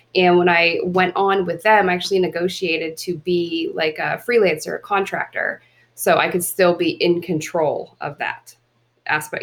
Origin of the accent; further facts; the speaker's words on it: Pittsburgh, Pennsylvania, United States; now in Los Angeles, United States; I'm originally from Pittsburgh